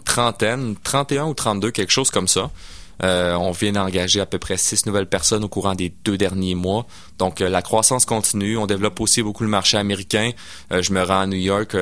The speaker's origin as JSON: {"language": "French", "area": "Sainte-Foy / South Shore", "region": "Quebec", "country": "Canada", "tie": "born or raised there", "also_born_or_lived": "Sainte-Foy", "said": "je suis né à Sainte-Foy, puis euh, born and raised euh, pour, la suite. en fait, j'ai été élevé sur la rive sud"}